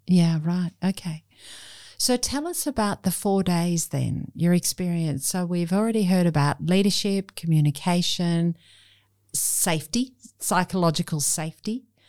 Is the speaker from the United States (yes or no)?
no; Sydney, New South Wales, Australia; Sydney, Australia.